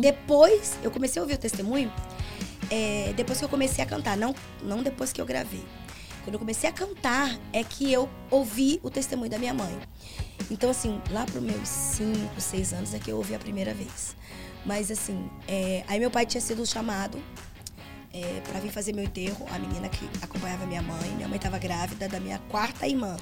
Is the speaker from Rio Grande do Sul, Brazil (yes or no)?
no; Rio de Janeiro, Brazil; now in São Paulo, Brazil; Eu sou carioca